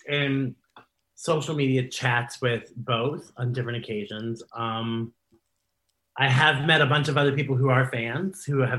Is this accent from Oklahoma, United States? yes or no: no; Columbus, Ohio, United States; booked myself at my hometown bar